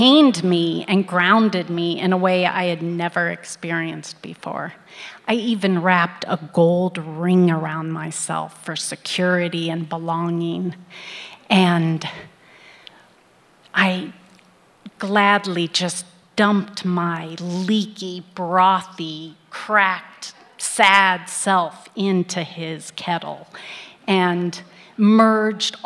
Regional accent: Midwest, United States; I was born in the Midwest in the early 60s

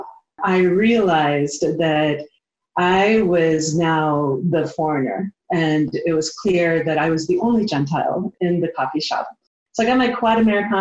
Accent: Midwest, United States; moved away as an adult; now in Montana, United States; I am a country girl. I grew up in the Midwest. I have lived my whole adult life in Montana.

